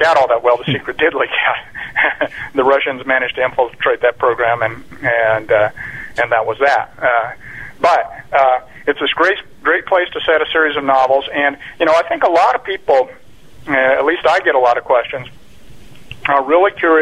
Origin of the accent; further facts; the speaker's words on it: Roswell, New Mexico, United States; moved away as an adult; I was born in Roswell, New Mexico in 1956, and I grew up in a little town not far from there